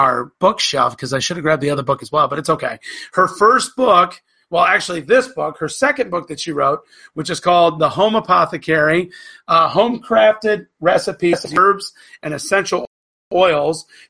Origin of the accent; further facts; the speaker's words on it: Florida, United States; when I was growing up in Florida